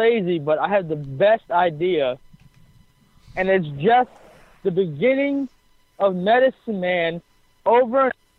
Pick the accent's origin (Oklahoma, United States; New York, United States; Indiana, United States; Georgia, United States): New York, United States; Long Island; now in Florida, United States; I'm from Long Island.